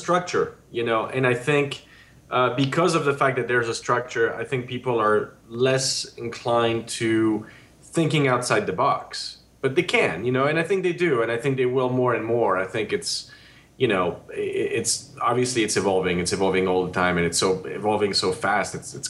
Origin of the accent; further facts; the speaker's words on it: Geneva, Switzerland; now in United States; I was raised in Geneva in Switzerland